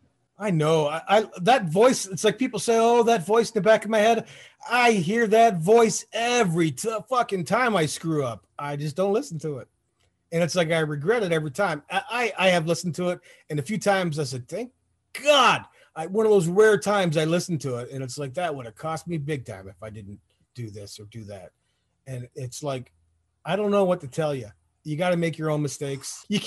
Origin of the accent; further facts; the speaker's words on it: Detroit, Michigan, United States; born there; also born or lived in Toronto, Canada / Florida; Like we talked about, like I was born in Detroit, right? But it's like I moved to Toronto. So I went from Detroit to Toronto, back to Detroit to Florida, back to Detroit again, and then the Army.